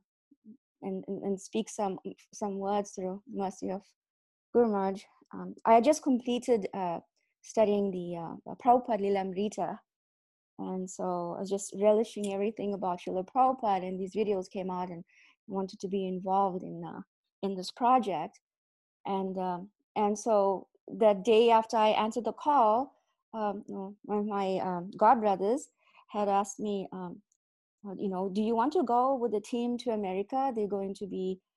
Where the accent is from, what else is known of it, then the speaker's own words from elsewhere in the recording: South Africa; I was born in South Africa